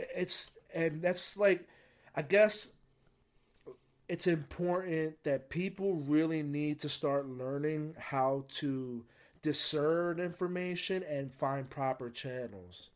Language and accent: English; United States; I got to grow up in a great country